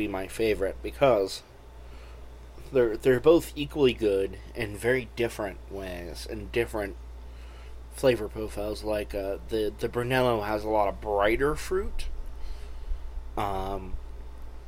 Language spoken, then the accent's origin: English; Phoenix, Arizona, United States; growing up in Phoenix